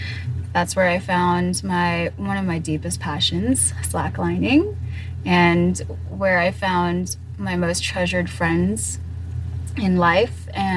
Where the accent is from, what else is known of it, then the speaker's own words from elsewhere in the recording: Singapore; also born or lived in Torrance, California / Philippines / Hong Kong; I was born in Torrance, California. That's close to Long Beach. And I had a pretty interesting upbringing. I moved to the Philippines, then to Hong Kong, and then 1 year back in the U.S. for third grade, and then fourth grade all the way to eighth grade, I lived in Singapore.